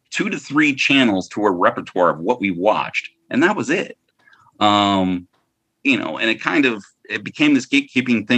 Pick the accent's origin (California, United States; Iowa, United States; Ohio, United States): Ohio, United States; Lorain; also born or lived in New York, United States; I'm from Lorraine, from Cleveland.